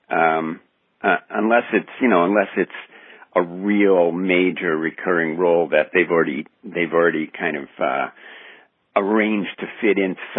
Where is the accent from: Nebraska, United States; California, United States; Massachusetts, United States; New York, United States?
New York, United States; also born or lived in Bronx / Queens / Long Island; now in Canada; I grew up in New York. I grew up in uh, in the Bronx and Queens and uh, Long Island.